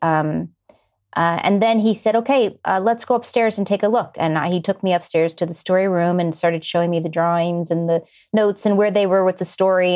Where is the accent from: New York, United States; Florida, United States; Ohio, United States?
Ohio, United States; Warren; now in Los Angeles, United States; I grew up in Ohio, like you said, a little town called Warren, which is about an hour south of Cleveland, right on the Pennsylvania border